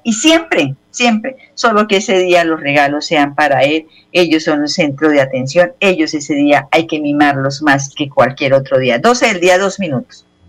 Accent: Bucaramanga, Santander, Colombia; yo vengo de Bucaramanga

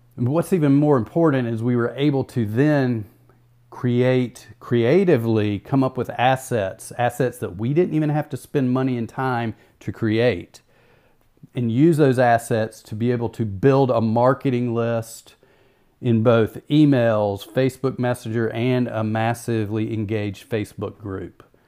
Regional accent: the South, United States; We're from the South

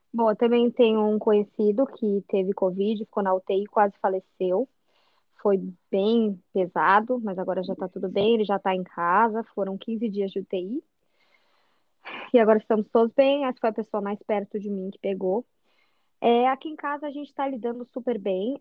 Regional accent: São José dos Campos, São Paulo, Brazil; moved away as an adult; Eu sou de São José dos Campos, interior de São Paulo, Vale do Paraíba

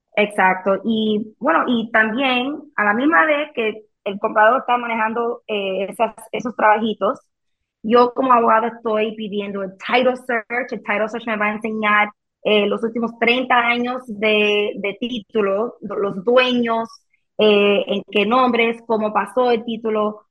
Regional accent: Miami, Florida, United States; first language Spanish; aquí en, Miami, donde yo nací

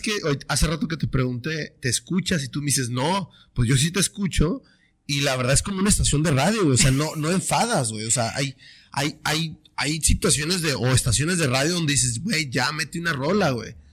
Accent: Tijuana, Baja California, Mexico; tú y yo, que somos aquí de Tijuana, crecimos con estaciones de acá del ah. otro lado

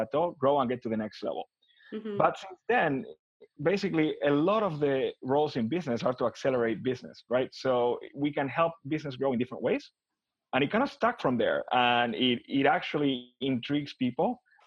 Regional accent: Buenos Aires, Argentina; moved away as an adult; also born or lived in Miami, Florida; now in United States; I'm originally from Buenos Aires, Argentina. I was born and raised there.

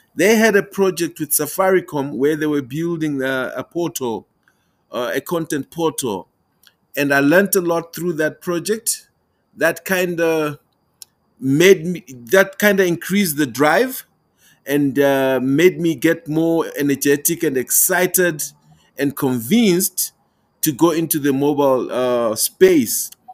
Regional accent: Malawi; now in Pretoria, South Africa; I'm joining you from the beautiful country of South Africa, but I'm originally from Malawi.

